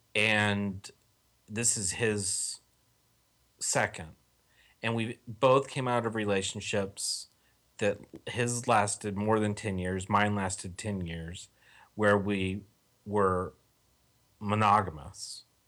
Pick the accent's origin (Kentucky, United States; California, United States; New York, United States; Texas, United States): Texas, United States; moved away; I'm from Texas originally